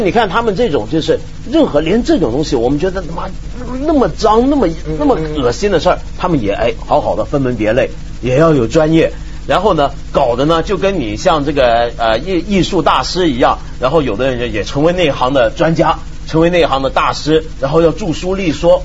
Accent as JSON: {"language": "Chinese", "country": "China", "said": "这还不叫我们中国人长威风吗？"}